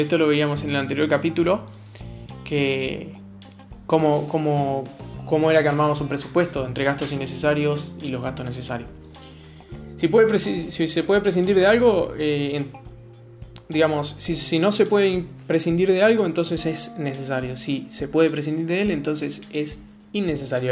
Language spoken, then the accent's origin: Spanish; Argentina; soy argentino